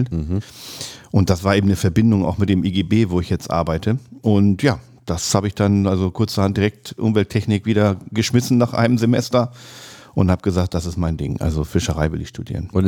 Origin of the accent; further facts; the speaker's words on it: Lower Saxony, Germany; und dann habe ich auch in meiner Heimat Südoldenburg eben angefangen, erst schwarzangelnd